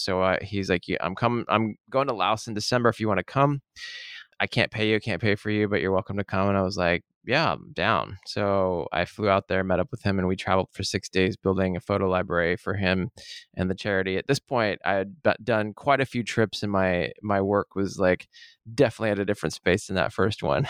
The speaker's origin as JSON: {"language": "English", "town": "Seattle", "region": "Washington", "country": "United States", "tie": "born or raised there", "said": "I was born in Seattle, born and raised on the playground in the rain"}